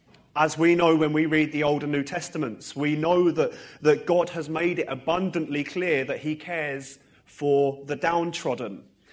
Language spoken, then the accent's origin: English; Harlow, East of England, United Kingdom; now in Northern Ireland, United Kingdom; I'm from Harlow originally. I was actually dedicated in this church when it was the old building. And I, you know, grew up in Sunday school here. And for the last 7 years, I've lived in Northern Ireland.